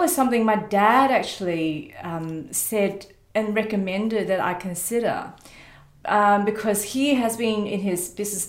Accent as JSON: {"language": "English", "country": "Malaysia", "tie": "born or raised there", "also_born_or_lived": "Ipoh, Perak, Malaysia / Kuching, Sarawak, Malaysia", "moved": "yes", "lives_now": "Australia", "said": "I was born in a town called Ipoh, which is on the west side of Malaysia. But I lived for about 10 years in another town called Kuching."}